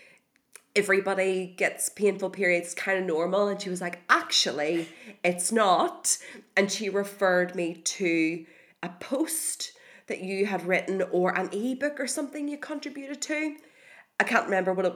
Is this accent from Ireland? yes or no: yes; Ireland; as Irish people